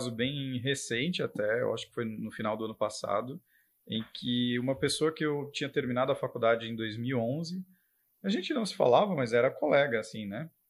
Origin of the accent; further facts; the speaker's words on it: Rio Casca, Minas Gerais, Brazil; mas eu fui nascido em outra cidade, em Minas, e eu cresci em Rio Casca.